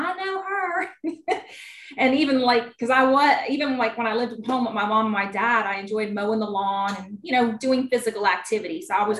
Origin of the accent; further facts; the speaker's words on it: Virginia, United States; also born or lived in Natural Bridge, Virginia; I'm from Virginia. I actually live in Natural Bridge, Virginia. It's very, very beautiful here.